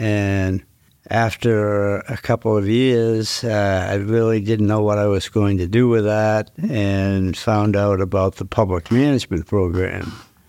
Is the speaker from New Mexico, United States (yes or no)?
no; Portland, Maine, United States; Okay, I grew up in Portland, Maine.